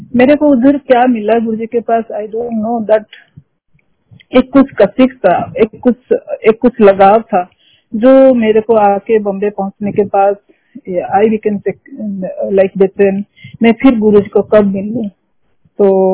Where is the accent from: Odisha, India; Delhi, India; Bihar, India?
Odisha, India; also born or lived in Singapore; we are from Odisha and we are Odia I M A Odia lady